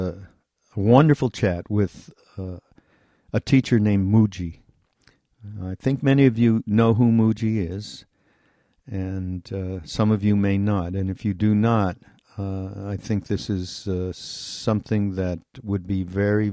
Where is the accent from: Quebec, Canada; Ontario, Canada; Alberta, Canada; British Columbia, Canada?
Quebec, Canada; Montreal; now in United States; I'm from Montreal, okay, I'm going to be moving back